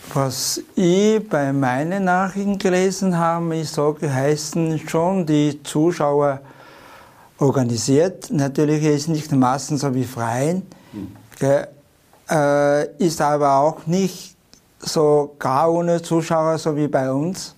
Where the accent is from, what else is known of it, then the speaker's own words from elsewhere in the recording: China; German is a second language; now in Tyrol, Austria; China ist mein Mutterland